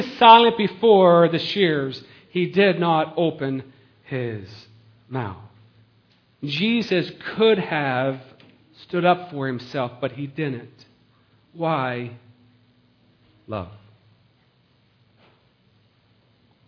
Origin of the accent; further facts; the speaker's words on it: United States; We're an American